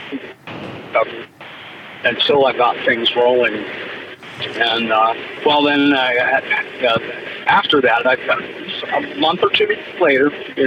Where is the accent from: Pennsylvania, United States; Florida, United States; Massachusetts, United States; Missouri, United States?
Pennsylvania, United States; Pittsburgh; I'm back from my hometown of Pittsburgh.